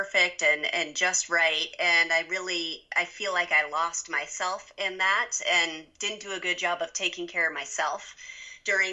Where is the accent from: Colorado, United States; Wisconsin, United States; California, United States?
Colorado, United States; Denver; now in Steamboat Springs, United States; I'm a Colorado native. There aren't many of us, but I was born in Denver